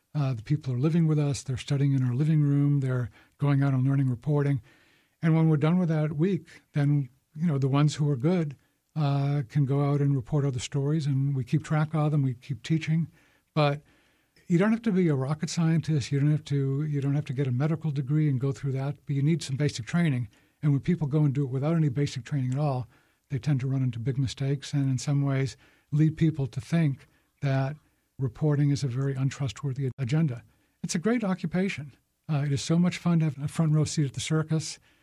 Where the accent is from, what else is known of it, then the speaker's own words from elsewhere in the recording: Boston, Massachusetts, United States; I grew up in Boston